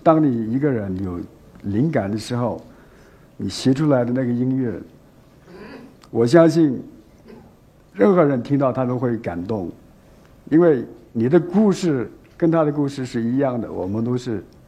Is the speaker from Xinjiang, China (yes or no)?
yes; Xinjiang, China; now in Beijing, China; 我们虽然离开新疆也有十多年，都生活在北京